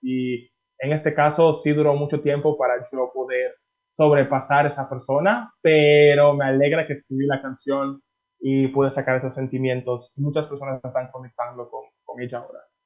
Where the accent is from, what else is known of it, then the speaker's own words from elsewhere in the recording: Miami, Florida, United States; moved away as an adult; also born or lived in Dominican Republic / Massachusetts / Paris; now in Mexico; me crié, aunque nací en República Dominicana, me crié en Miami